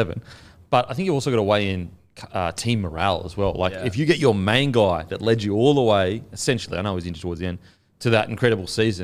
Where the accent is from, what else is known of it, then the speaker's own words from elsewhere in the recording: Australia; As an Australian